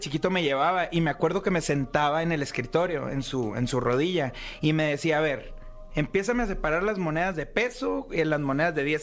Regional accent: Ciudad Obregón, Sonora, Mexico; yo soy de Ciudad Obregón, ¿no? Ahí trabajo, tenemos una carnicería

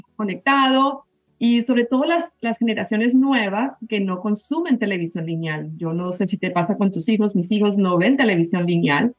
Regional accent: Bogotá, Colombia; moved away as an adult; now in United States; yo soy colombiana, a ah, mucho honor, bogotana

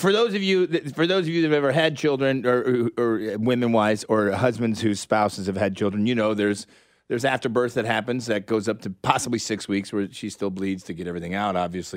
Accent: Kansas City, Missouri, United States; growing up in Kansas City

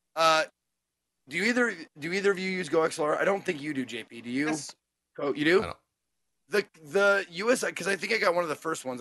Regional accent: Montana, United States; I'm from the, the city of Montana

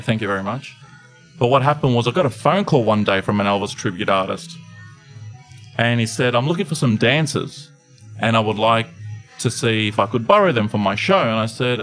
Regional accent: Melbourne, Victoria, Australia; I'm from Melbourne, Australia.

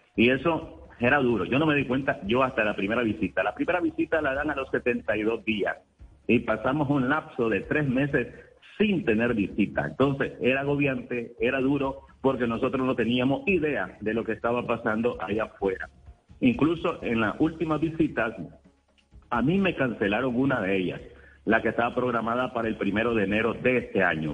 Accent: Nicaragua; moved away as an adult; Mi condición de nicaragüense

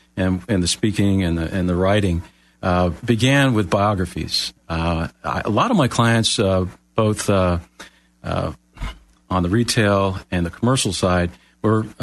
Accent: Miami, Florida, United States; moved away; I'm from Miami originally, born and raised, Floridian. Moved here many years ago

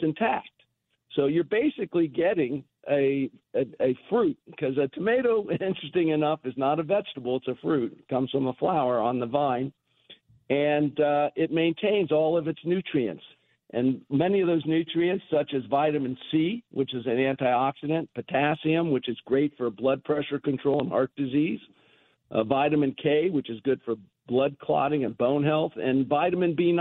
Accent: United States; As an American

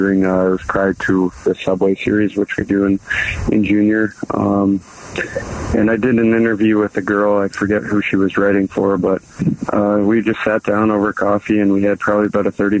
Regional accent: Canada; growing up in Canada

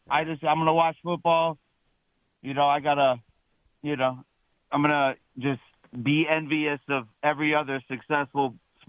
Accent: Cleveland, Ohio, United States; now in Portland, United States; I'm from Cleveland.

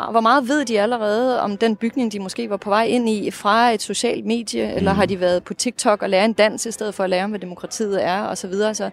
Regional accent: Russia; first language Russian; Danish is a second language; på mit modersmål, mit oprindelige modersmål i hvert fald, det russiske. Det vil sige, det gør, at jeg kan følge med i de russiske medier i dag

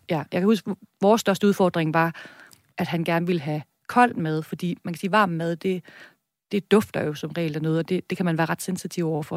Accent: Viborg, Central Denmark Region, Denmark; accent: Jutlandic; now in Copenhagen, Denmark; Jeg kommer fra Midtjylland, Viborg.

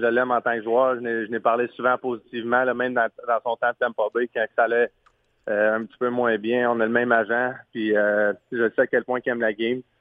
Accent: Quebec, Canada; en tant que Québécois

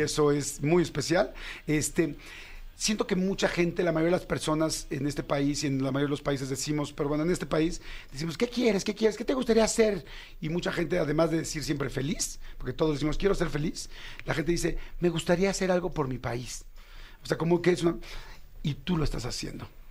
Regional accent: Mexico

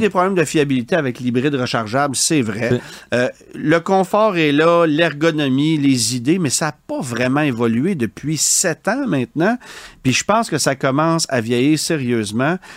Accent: Quebec, Canada; chez nous au Québec

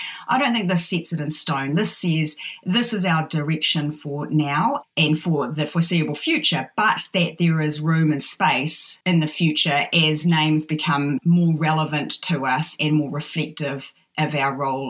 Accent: New Zealand; we'll say that I'm from Aotearoa, New Zealand.

